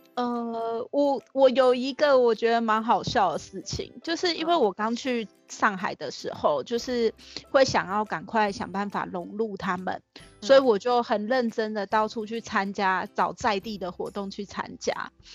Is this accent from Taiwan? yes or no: yes; Tainan, Taiwan; now in Taipei, Taiwan; 我是台南人啦，但是嗯我现在在台北工作嗯，然后大学主要念的是社工系